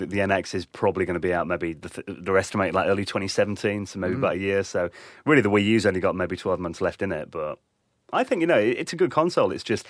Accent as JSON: {"language": "English", "region": "East Midlands", "country": "United Kingdom", "tie": "born or raised there", "said": "speaking as like someone who grew up in England"}